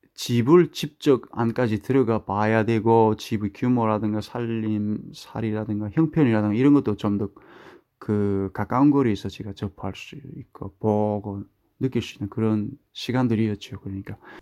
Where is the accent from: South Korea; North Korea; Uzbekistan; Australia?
North Korea; now in United States